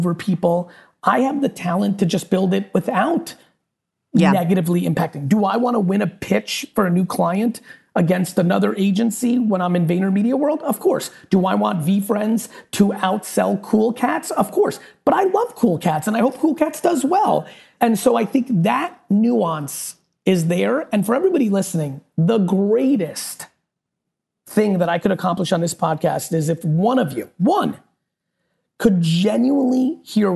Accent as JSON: {"language": "English", "region": "New Jersey", "country": "United States", "tie": "born or raised there", "also_born_or_lived": "Soviet Union", "said": "I grew up in New Jersey, in the streets of Jersey"}